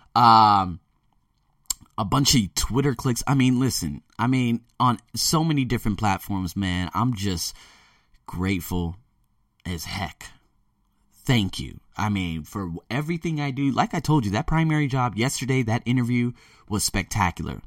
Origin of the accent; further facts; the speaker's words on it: United States; moved away; me being born and raised in America